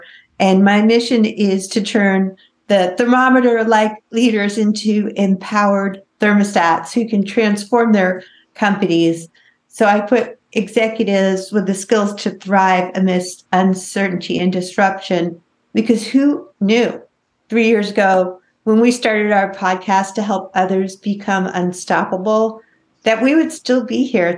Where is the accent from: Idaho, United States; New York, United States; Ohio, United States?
New York, United States; also born or lived in Los Angeles; now in Tri-Cities, United States; This year, I moved from Los Angeles, where I've lived for 25 years. Before that, I was from New York, to the middle of nowhere.